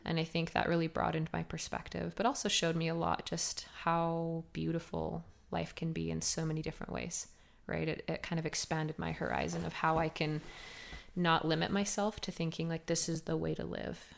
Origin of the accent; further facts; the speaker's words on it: Cardston, Alberta, Canada; I was born in Cartston, Alberta, small little farm town